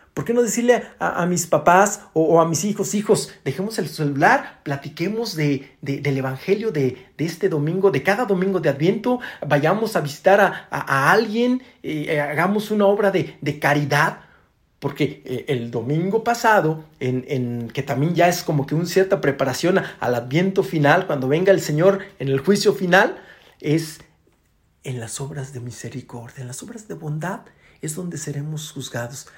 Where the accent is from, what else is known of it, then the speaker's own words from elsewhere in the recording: Rioverde, San Luis Potosí, Mexico; yo soy de Río Verde, que, que luego hay muchos eh, paisanos que se van a Estados Unidos